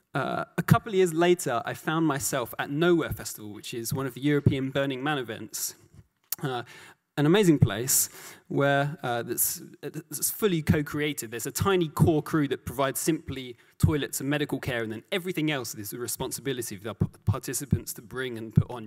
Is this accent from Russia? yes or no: no; London, United Kingdom; I grew up in South London.